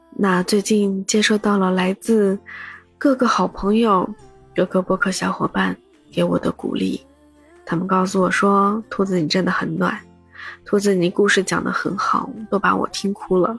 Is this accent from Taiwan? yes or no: no; Shanghai, China; 我的坐标在上海，是一位魔都土著